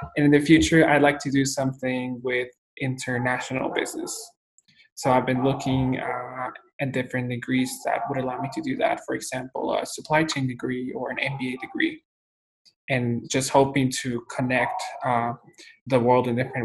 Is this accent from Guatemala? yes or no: yes; Guatemala; moved away as an adult; also born or lived in El Salvador / Taipei, Taiwan; now in United States; I'm from Guatemala, Central America, born and raised.